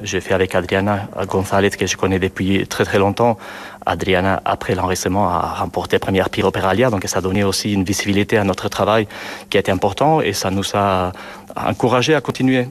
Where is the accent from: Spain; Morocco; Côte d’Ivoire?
Spain; Basque Country; moved away; also born or lived in Toulouse; je viens du Pays Basque, c'est le Nord